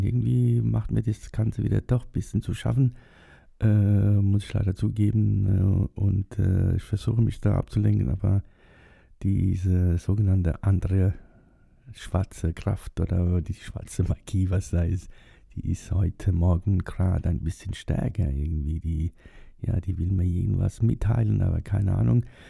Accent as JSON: {"language": "German", "country": "Germany", "tie": "born or raised there", "said": "die sind nach Deutschland ausgewandert. 1962 und da war ich zwei Jahre alt"}